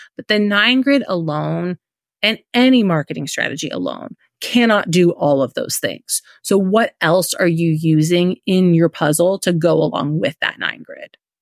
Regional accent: Indiana, United States; moved away as an adult; now in Florida, United States; We live in Florida. Um, we're originally from Indiana

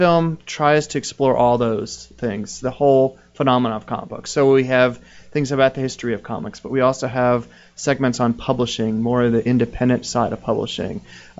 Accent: Florida, United States; I grew up in Florida.

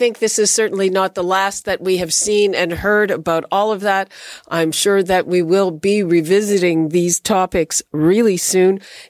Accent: Quebec, Canada; I'm from Quebec.

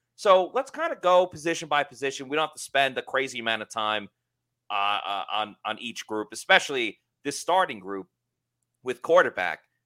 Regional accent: Long Island, New York, United States

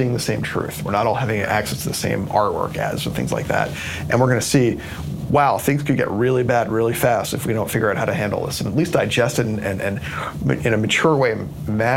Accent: New Jersey, United States; I'm from New Jersey

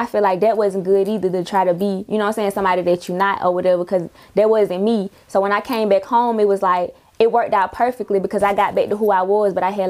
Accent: Atlanta, Georgia, United States; I'm from Zone 3.

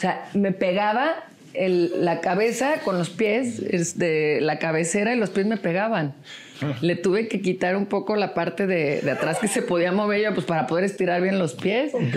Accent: Puerto Vallarta, Jalisco, Mexico; moved away; also born or lived in Guadalajara; nací en Guadalajara, pero en realidad me crié en Puerto Vallarta

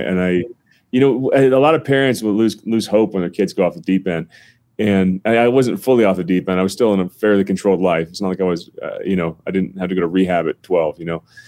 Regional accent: North New Jersey, United States; now in Colorado, United States; I'm from North New Jersey, about a half hour from Manhattan.

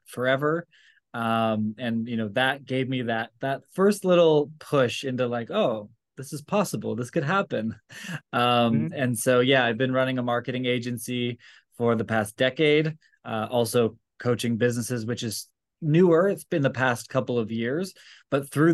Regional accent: just outside of Toronto, Ontario, Canada; moved away as an adult; also born or lived in Vancouver; So I'm from Canada. And so I grew up just outside of Toronto

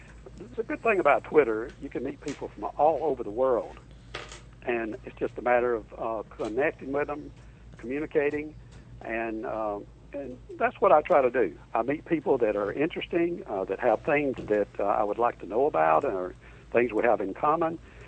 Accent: Alabama, United States; now in Orlando, United States

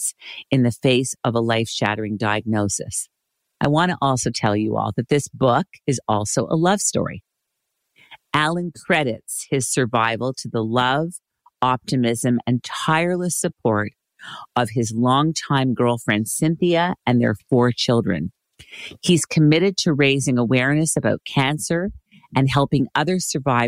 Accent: Montreal, Quebec, Canada; Born and raised in Montreal, Quebec, my hometown, great place

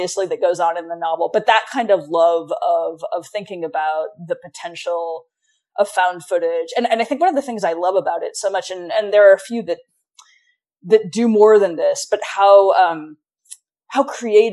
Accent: Montana, United States; moved away as an adult; I grew up in Montana

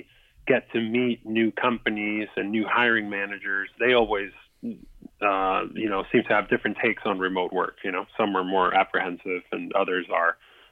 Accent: Lima, Peru; now in United States; I'm from Lima, Peru, originally. I moved up to the States probably 17 years ago already

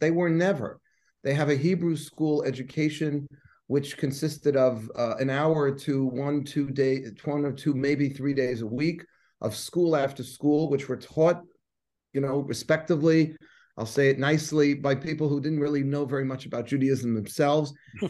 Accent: New York City, New York, United States; So I'm from Forest Hills, Queens, born and bred.

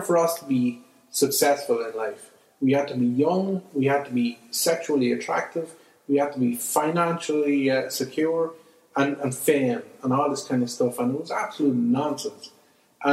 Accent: Clonbullogue, County Offaly, Ireland; I grew up in Clonbologue in a village in Offaly

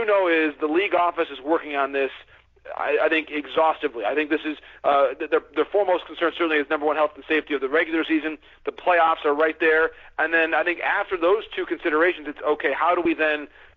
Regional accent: Michigan, United States; I grew up in Michigan

